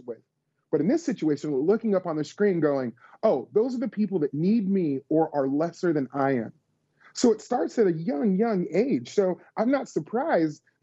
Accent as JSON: {"language": "English", "town": "Las Vegas", "region": "Nevada", "country": "United States", "tie": "born or raised there", "moved": "yes", "lives_now": "Tennessee, United States", "said": "us living in the South, although I grew up in Las Vegas"}